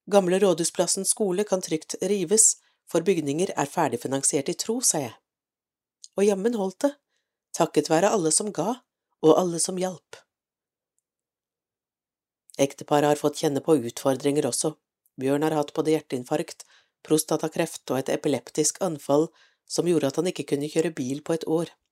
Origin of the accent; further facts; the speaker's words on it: Nordland, Norway; ettersom jeg selv er nordlending, født og oppvokst i Lofoten. Det føles for meg som om hver setning er skrevet om min barndomstilværelse. Jeg er født under krigen